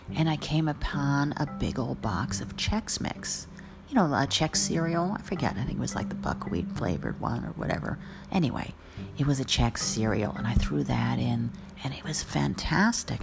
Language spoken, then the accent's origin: English; New Jersey, United States; I'm from New Jersey